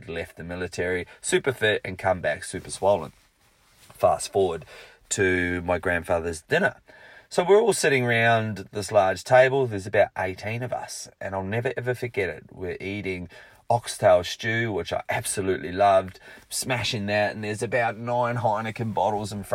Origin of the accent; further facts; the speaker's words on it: Rotorua, Bay of Plenty, New Zealand; my hometown of Rotorua